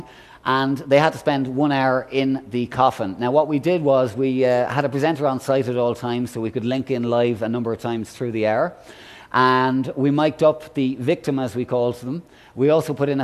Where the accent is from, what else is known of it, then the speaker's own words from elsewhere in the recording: Ireland; I'm Irish